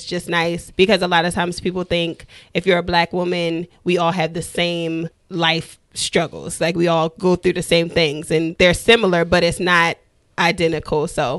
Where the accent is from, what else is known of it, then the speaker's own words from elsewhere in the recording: Baltimore, Maryland, United States; moved away as an adult; also born or lived in Pittsburgh; now in Seattle, United States; I'm from Baltimore, so that's what I was raised around. But living in Seattle, you don't see that as often.